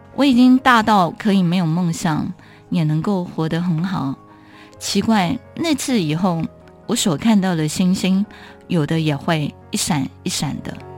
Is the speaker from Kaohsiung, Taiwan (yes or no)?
no; Keelung, Taiwan; 我是基隆人，海洋对我来讲有一个， 呃，很大的影响